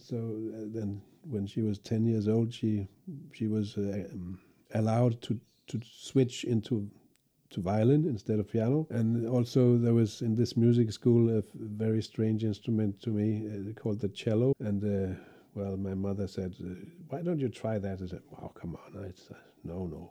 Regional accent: Copenhagen, Capital Region of Denmark, Denmark; my hometown in Denmark, in, it was Copenhagen

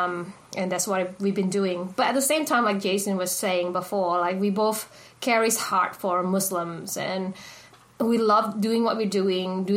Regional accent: Indonesia; now in Australia; I was born and raised in Indonesia. When I came to Australia, I went to an Indonesian church

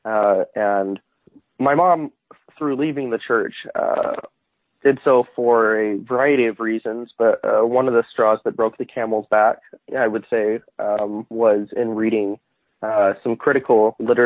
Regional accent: Arizona, United States; also born or lived in Utah; I was born in Utah, but moved to Arizona when I was around one

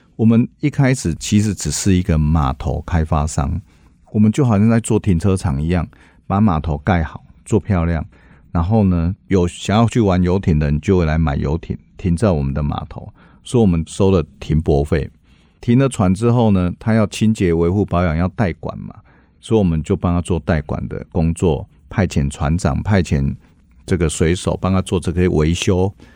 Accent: Tainan, Taiwan; 回到我的故乡哈，台南

